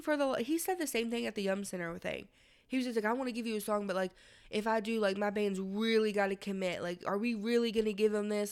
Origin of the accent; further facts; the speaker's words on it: Louisville, Kentucky, United States; we're from Louisville